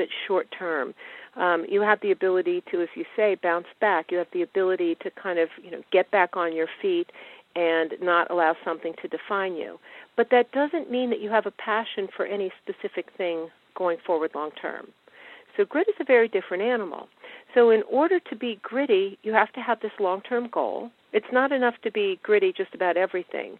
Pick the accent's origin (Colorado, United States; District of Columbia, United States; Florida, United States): District of Columbia, United States; Washington; I grew up in Washington, which is where I live now